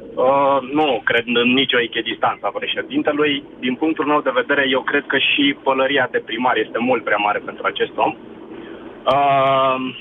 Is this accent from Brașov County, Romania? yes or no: yes; Brașov, Brașov County, Romania; nu sunt din București, sunt din Brașov